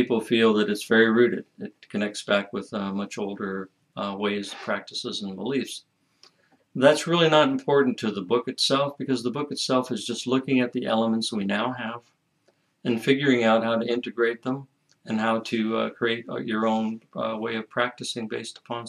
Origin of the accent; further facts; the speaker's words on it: United States; As an American